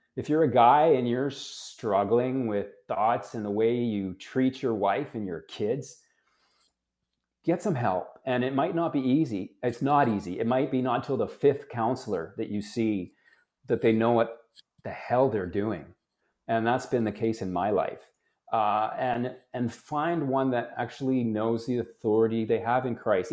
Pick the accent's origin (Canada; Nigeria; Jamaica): Canada; I was born in Canada